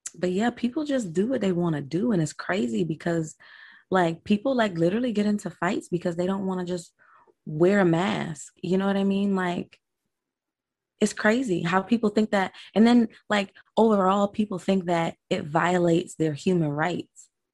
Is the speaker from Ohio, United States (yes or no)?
no; Delray Beach, Florida, United States; also born or lived in Broward County, Florida; I'm from Delray Beach, born and raised. I was born in Florida. I am a true Floridian